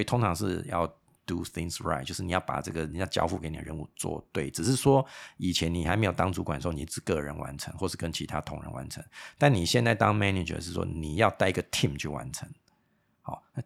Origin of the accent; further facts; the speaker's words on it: Taiwan; 身为一个台湾人，因为台湾，百分之八九十都是靠，呃，全世界的贸易嘛